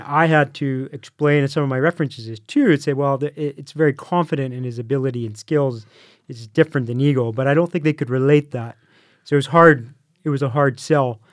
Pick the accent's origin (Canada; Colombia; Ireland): Canada; I'm from Canada